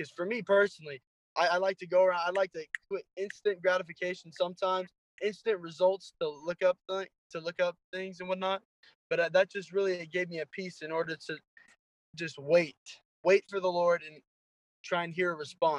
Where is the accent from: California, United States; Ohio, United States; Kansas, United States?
California, United States; moved away as an adult; now in Iowa, United States; I'm originally from California. I came out to William Penn to play football